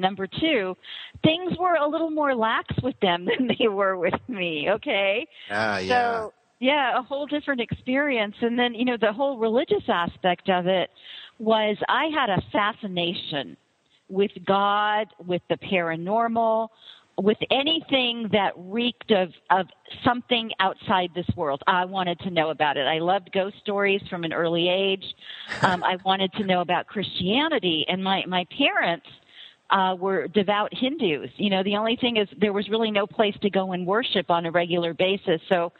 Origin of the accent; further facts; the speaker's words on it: Florida, United States; my parents are from India, and I was actually born and raised here in the States. I was born in Florida, and as well as two brothers